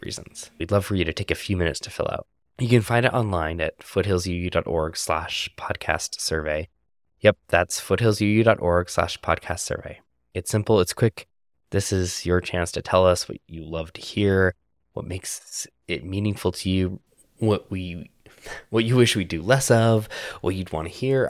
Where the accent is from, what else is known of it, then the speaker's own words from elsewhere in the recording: Canada; moved away; my home country of Canada